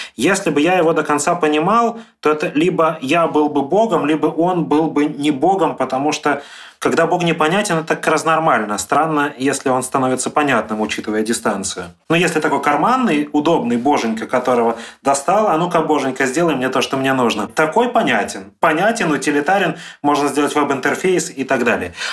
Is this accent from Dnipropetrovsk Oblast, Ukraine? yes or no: yes; Dnipro, Dnipropetrovsk Oblast, Ukraine; моя семья в Днепропетровск уехала